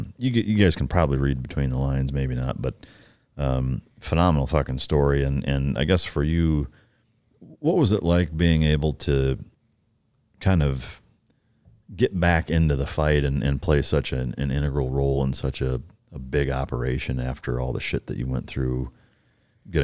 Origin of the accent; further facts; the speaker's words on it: Iowa, United States; I'm from Northern Iowa, 45 minutes from Minnesota.